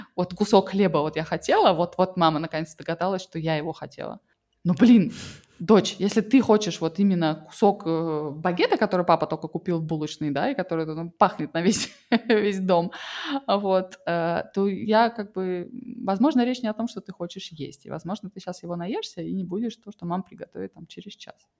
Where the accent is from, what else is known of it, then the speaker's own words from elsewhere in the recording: Russia; moved away; я выросла в России